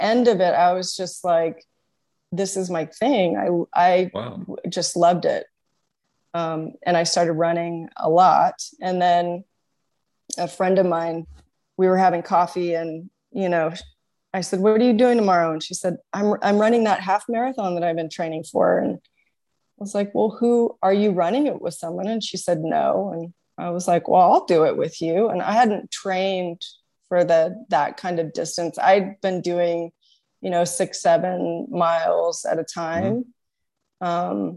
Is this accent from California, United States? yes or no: yes; California, United States; also born or lived in Redwood City; I was born and raised in California